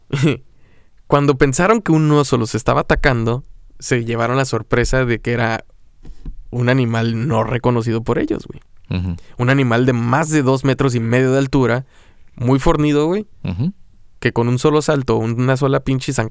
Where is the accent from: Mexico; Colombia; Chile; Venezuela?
Mexico